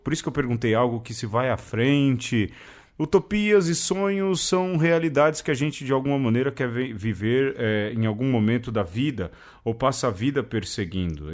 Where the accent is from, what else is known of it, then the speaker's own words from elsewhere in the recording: São Paulo, Brazil; lá do lugar onde eu nasci